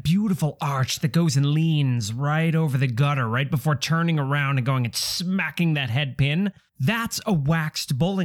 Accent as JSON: {"language": "English", "region": "Midwest", "country": "United States", "moved": "yes", "lives_now": "New York, United States", "said": "I come from the Midwest, a respectable place that respects the sport of bowling."}